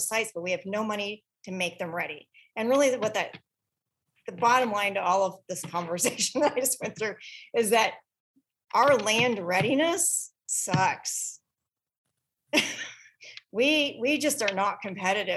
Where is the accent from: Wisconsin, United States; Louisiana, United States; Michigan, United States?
Wisconsin, United States; now in Portland, United States; my home state of Wisconsin